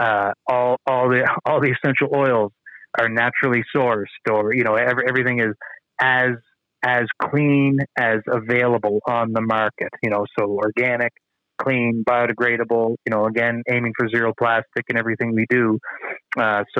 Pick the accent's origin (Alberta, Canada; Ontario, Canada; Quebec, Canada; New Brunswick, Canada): New Brunswick, Canada; I'm from the East Coast of Canada. I'm from New Brunswick